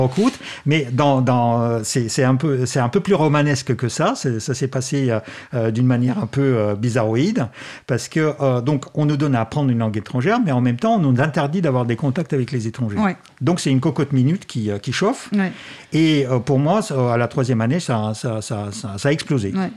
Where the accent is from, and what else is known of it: Moscow, Russia; French is a second language; moved away